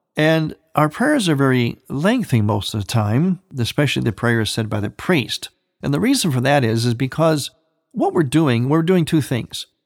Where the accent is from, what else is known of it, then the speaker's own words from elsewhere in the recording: Cleveland, Ohio, United States; my hometown of Cleveland